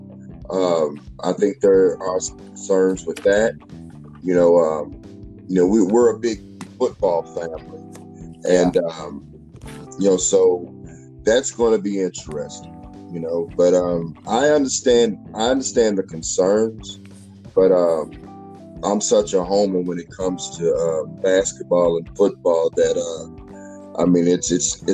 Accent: Louisville, Kentucky, United States; my hometown, your hometown too, Louisville, Kentucky

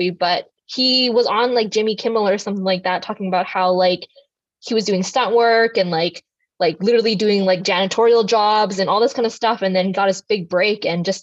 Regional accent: Mississauga, Ontario, Canada; I was born in Mississauga, Ontario.

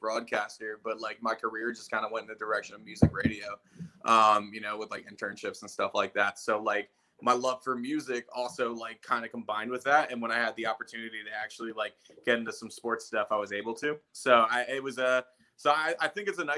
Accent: Philadelphia, Pennsylvania, United States; now in Minnesota, United States; I'm from Philadelphia. I grew up out there.

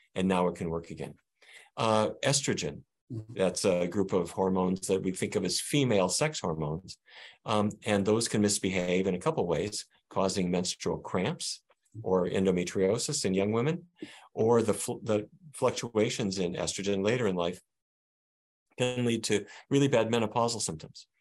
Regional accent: Fargo, North Dakota, United States; now in Washington, D.C., United States; the 1950s view that I grew up with in Fargo, North Dakota

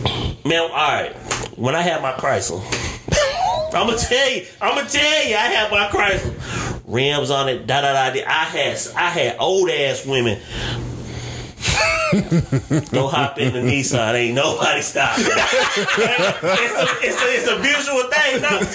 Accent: Shelby, United States; I'm from Shelby. We, you know, we fish out of a fucking tray at a fish sandwich place.

